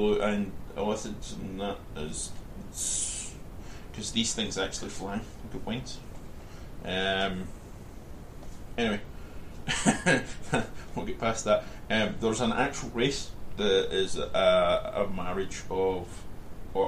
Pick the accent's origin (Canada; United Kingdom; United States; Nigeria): United Kingdom; Scotland; I'm Scottish